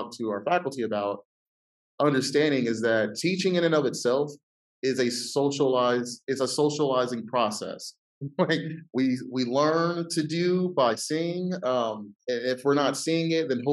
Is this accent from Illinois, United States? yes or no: no; Ohio, United States; I'm from Ohio